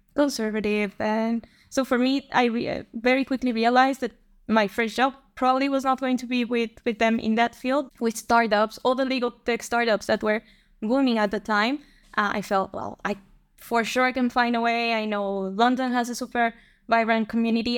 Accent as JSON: {"language": "English", "town": "Bogota", "region": "Bogotá Capital District", "country": "Colombia", "tie": "born or raised there", "also_born_or_lived": "Singapore / Germany", "moved": "as an adult", "lives_now": "Netherlands", "said": "So I'm from Colombia. I was born there and I grew up there. I'm from Bogota, from the capital"}